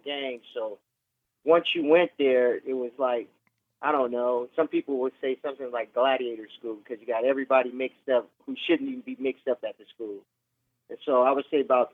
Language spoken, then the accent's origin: English; San Diego, California, United States; I was born in San Diego, California.